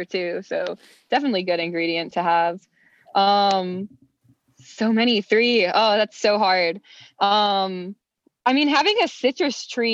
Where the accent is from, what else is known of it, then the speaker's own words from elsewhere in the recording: Florida, United States; moved away as an adult; now in Los Angeles, United States; I'm from Florida. But I've been out here for 6 years now this month